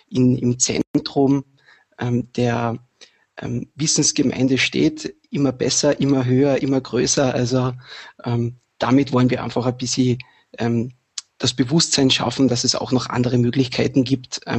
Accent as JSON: {"language": "German", "region": "Carinthia", "country": "Austria", "lives_now": "Vienna, Austria", "said": "ich komme aus Kärnten, lebe seit kurzem in Wien"}